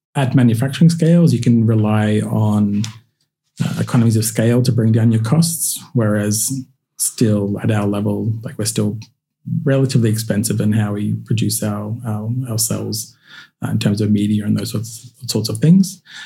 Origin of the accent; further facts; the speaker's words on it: Queensland, Australia; growing up in Queensland